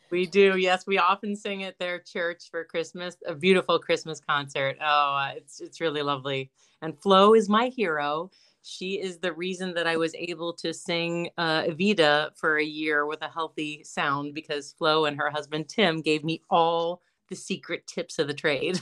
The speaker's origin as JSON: {"language": "English", "town": "Johnstown", "region": "Pennsylvania", "country": "United States", "moved": "yes"}